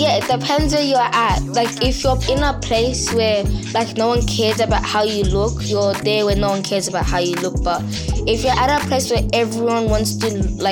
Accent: Australia; I was born in Australia, but my background is Tanzania

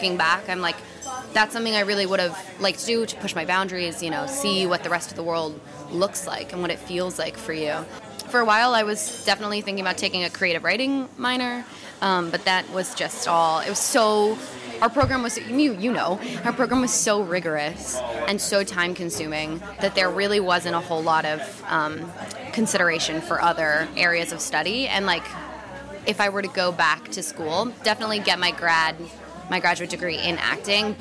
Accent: Southern California, United States; I grew up in Southern California in a small little beach town

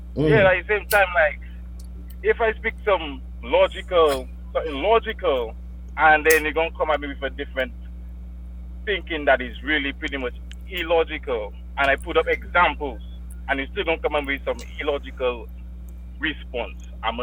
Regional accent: Dominica

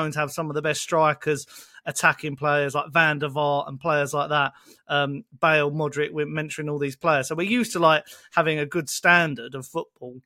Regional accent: Essex, East of England, United Kingdom; moved away; I'm originally from Essex

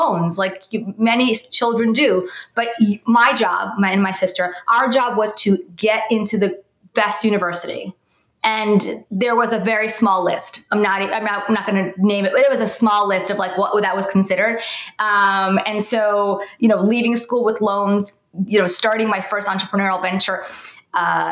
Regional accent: New York City, New York, United States; I grew up in New York, in Brooklyn

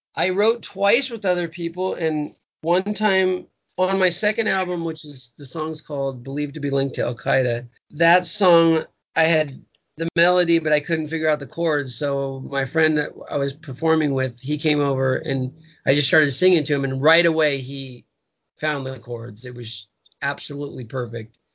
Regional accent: Huntington Beach, California, United States; my punk rock days growing up in Huntington Beach

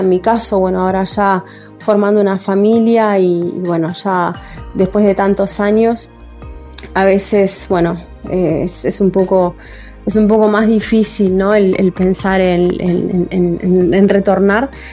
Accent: Uruguay; moved away as an adult; now in Spain; yo me fui de acá de Uruguay

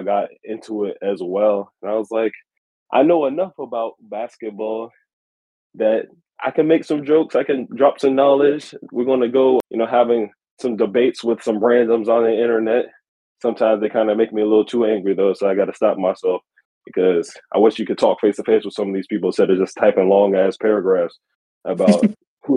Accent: Virginia, United States; I'm not from Oregon. I'm actually on the other side of the country in Virginia

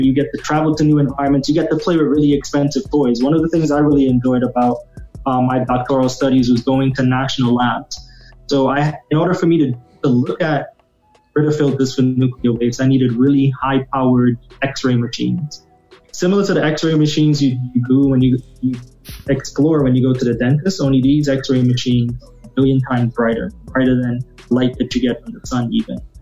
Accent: Trinidad & Tobago; moved away; I grew up in the Caribbean, at, you know, in Trinidad.

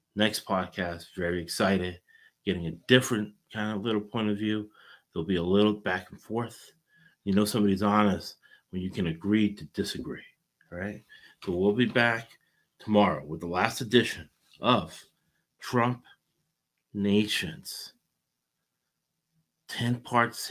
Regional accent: United States; we're all American

